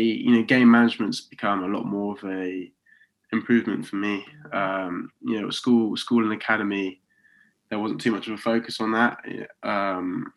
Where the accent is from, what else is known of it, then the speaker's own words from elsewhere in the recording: Oxford, South East England, United Kingdom; moved away as an adult; now in Coventry, United Kingdom; I'm from Oxford, but I'm living in Coventry.